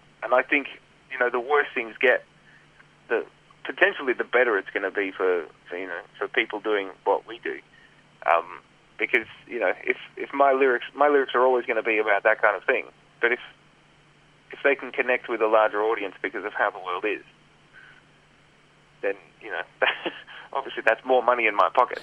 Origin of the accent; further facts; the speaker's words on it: Australia; we're Australian